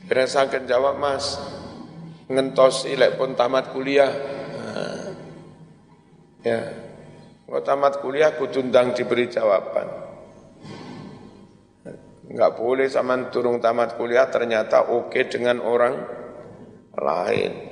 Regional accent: Kanigoro, East Java, Indonesia; now in Malang, Indonesia; Pas saya jadi ketua NU Kota Malang, wis kene joli-jolan. Aku wong Kanigoro ning Malang, pon wong ngundang legi nang Kanigoro.

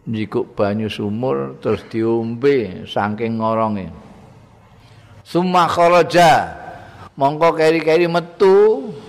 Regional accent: Java, Indonesia; aku wong Jawa dadi ya ngaku cara Jawa

